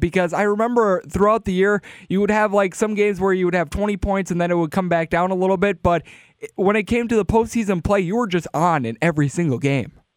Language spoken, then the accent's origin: English; Wisconsin, United States; a Milwaukee Bucks fan who was born and raised in Wisconsin